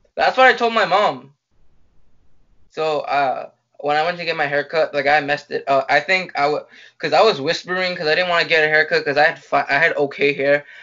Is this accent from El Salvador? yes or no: yes; El Salvador; I'm from El Salvador